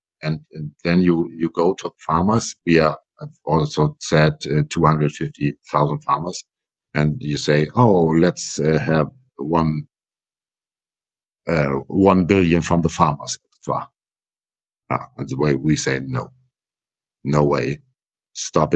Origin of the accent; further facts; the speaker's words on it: Schleswig-Holstein, Germany; first language German; English is a second language; I come from Schleswig-Holstein